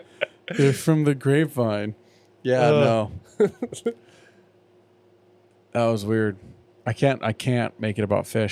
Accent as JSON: {"language": "English", "region": "California", "country": "United States", "tie": "born or raised there", "said": "growing up in California"}